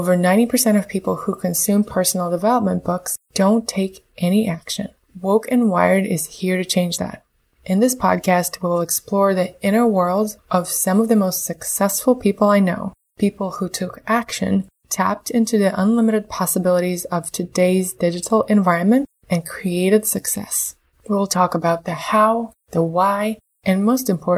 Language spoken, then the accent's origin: English; Moscow, Russia; also born or lived in Canberra, Australia; I was born in Moscow, and when I was 2 months old, my parents moved to Canberra, Australia. My dad, he used to be a diplomat. We spent the first 5 years of my life there, and then came back to Russia.